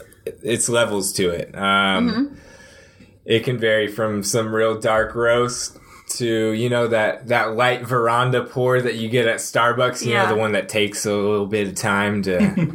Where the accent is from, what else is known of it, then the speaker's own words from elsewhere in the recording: Austin, Texas, United States; now in Denton, United States; I'm from Austin, Texas.